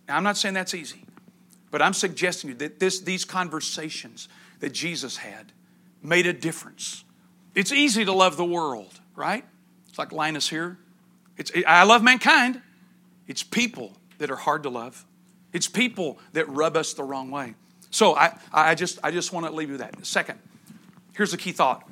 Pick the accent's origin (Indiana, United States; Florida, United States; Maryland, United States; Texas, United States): Texas, United States; East; I grew up in East Texas